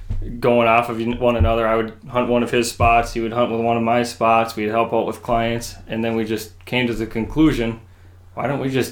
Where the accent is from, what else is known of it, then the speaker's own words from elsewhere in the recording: New Germany, Minnesota, United States; also born or lived in Bemidji, Minnesota; So I was born and raised in New Germany, Minnesota.